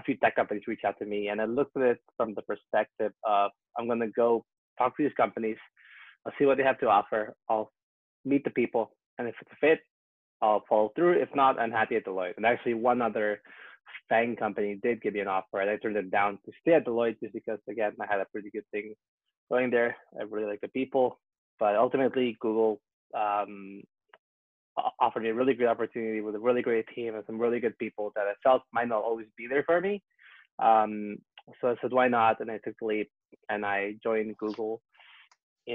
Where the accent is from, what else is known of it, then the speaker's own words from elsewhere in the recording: Vancouver, British Columbia, Canada; moved away as an adult; also born or lived in Peru / Toronto / Ottawa / Prague; I was born in Peru, so I'm Peruvian. But then I moved to Canada when I was 5 years old. So that's kind of where I grew up, on the West Coast, Vancouver.